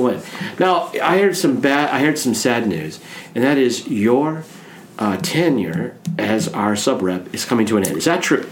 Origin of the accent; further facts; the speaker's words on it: Nebraska, United States; I come from Nebraska